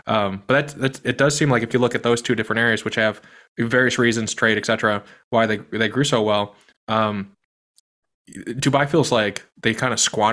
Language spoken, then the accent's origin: English; Midwest, United States; I'm from the Midwest